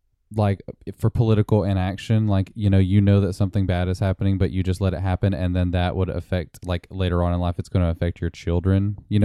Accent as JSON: {"language": "English", "region": "Tennessee", "country": "United States", "tie": "born or raised there", "said": "I grew up here in Tennessee"}